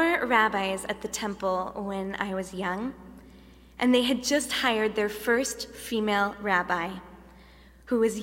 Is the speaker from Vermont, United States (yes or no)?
no; Dallas, Texas, United States; moved away; I grew up in Dallas, Texas, surrounded by an extremely large extended family